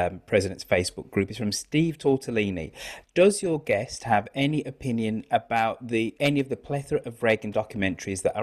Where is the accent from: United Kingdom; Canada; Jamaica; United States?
United Kingdom; as one Brit to another